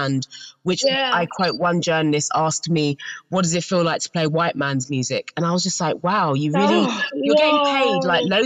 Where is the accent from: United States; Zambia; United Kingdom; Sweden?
United Kingdom; London; growing up in South London